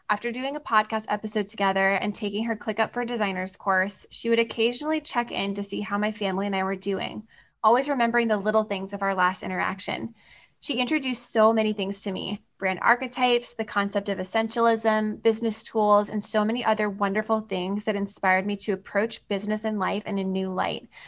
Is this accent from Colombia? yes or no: no; Australia; given that I'm from Australia, it was as if there was not a whole world between us.